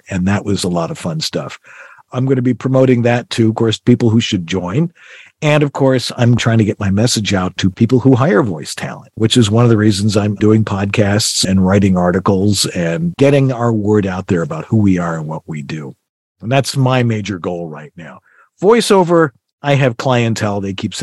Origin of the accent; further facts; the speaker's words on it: Buffalo, New York, United States; I'm from Buffalo